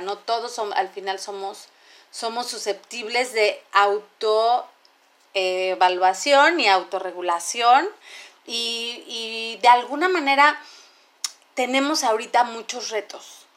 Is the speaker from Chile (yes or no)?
no; Mexico; como mexicanos